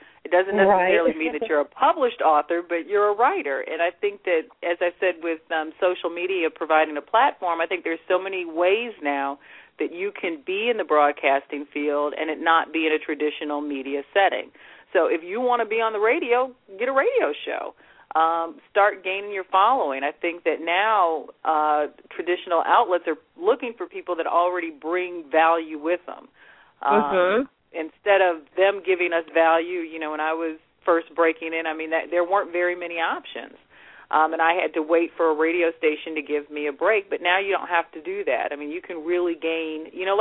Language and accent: English; United States; I grew up in America, so, and I love that culture, but I'm also of Jamaican heritage